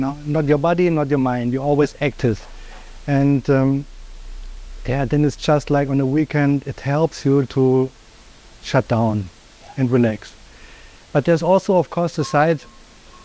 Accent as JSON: {"language": "English", "region": "Berlin", "country": "Germany", "also_born_or_lived": "Thailand", "moved": "as an adult", "lives_now": "Phuket, Thailand", "said": "I'm from Germany, Berlin, and live in Thailand since 4 years already"}